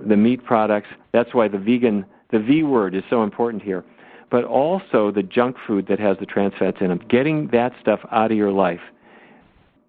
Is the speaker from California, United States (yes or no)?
no; Fargo, North Dakota, United States; When I was growing up in Fargo, North Dakota